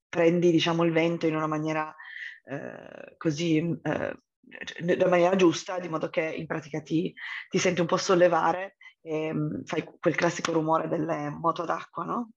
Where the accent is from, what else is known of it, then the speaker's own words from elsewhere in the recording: Turin, Piedmont, Italy; sono originaria di Torino